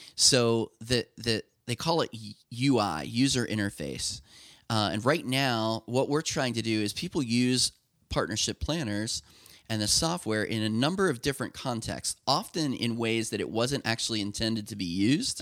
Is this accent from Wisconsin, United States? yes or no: no; Lancaster County, Pennsylvania, United States; I grew up in Lancaster County